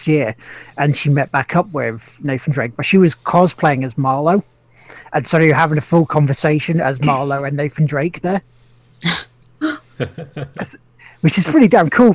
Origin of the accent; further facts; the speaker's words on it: England, United Kingdom; all of us Englishmen